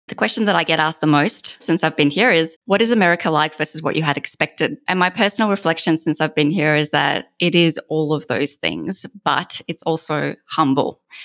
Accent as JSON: {"language": "English", "country": "Australia", "moved": "as an adult", "lives_now": "United States", "said": "I'm an Australian"}